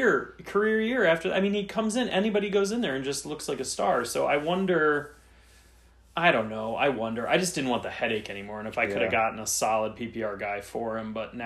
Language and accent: English; Cleveland, Ohio, United States; I'm from Cleveland